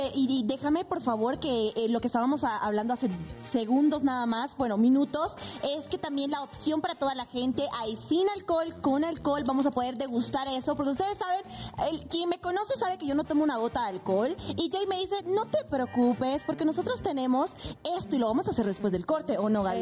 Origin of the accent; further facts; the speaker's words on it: Bolivia; moved away as an adult; now in Mexico; soy netamente boliviana.